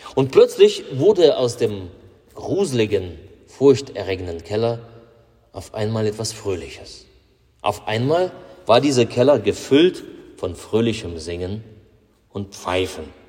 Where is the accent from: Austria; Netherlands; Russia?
Russia; bei uns in Russland